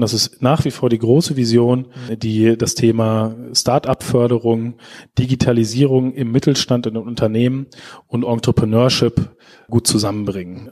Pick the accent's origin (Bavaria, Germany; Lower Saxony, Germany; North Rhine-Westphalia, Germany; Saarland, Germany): Lower Saxony, Germany; Schaumburg; moved away as an adult; now in Osnabrück, Germany; Ich komme selber aus Schaumburg, einem ganz kleinen Landkreis